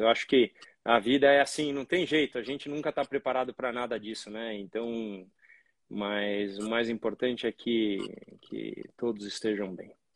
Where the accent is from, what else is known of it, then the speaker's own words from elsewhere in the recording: Brazil; nós brasileiros somos muito brasileiros